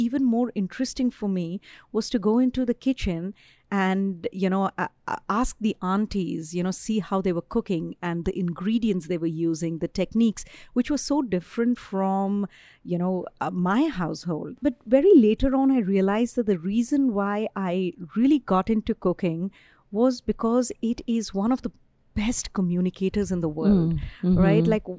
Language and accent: English; Ranchi, Jharkhand, India; moved away as an adult; also born or lived in Philadelphia / Chicago / New York; now in Nashville, United States; So I grew up in this really small town in eastern India. It's called Ranchi.